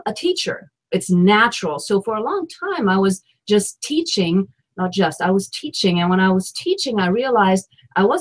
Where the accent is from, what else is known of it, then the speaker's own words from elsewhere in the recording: Germany; moved away as an adult; now in Washington, D.C., United States; I'm from Germany and here I am in the United States and in the capital of the United States, Washington, D.C.